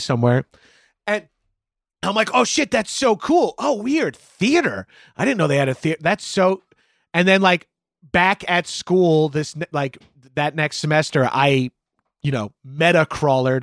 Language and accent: English; Long Island, New York, United States; I'm from Long Island, just outside of New York City.